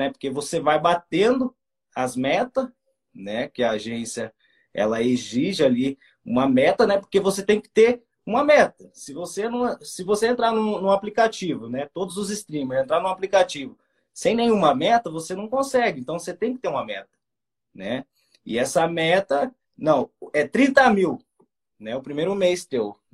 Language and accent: Portuguese; Paraná, Brazil; A gente é do Paranazão, né? a gente fala meio tudo errado, a gente vai enrolando, né?